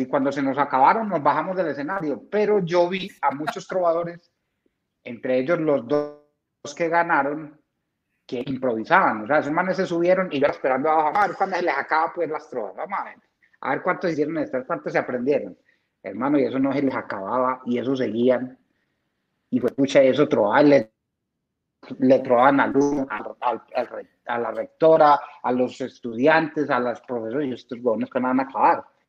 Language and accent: Spanish; Marinilla, Antioquia, Colombia; also born or lived in San Félix, Bello; toda la vida la pasé en Marimilla